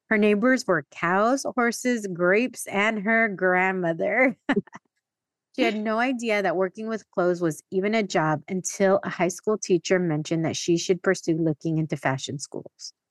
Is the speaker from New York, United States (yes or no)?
no; San Diego, California, United States; but also I grew up in San Diego